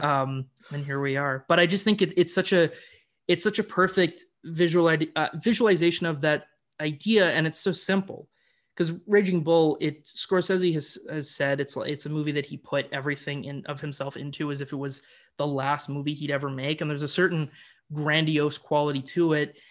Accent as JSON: {"language": "English", "country": "Canada", "said": "I'm a Canadian boy"}